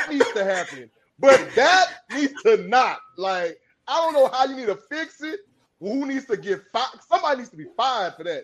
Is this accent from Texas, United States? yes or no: yes; Houston, Texas, United States; you know I'm from Houston.